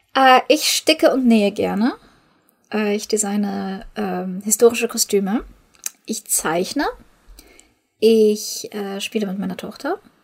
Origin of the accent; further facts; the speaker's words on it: Ukraine; moved away; Ich komme ja aus der Ukraine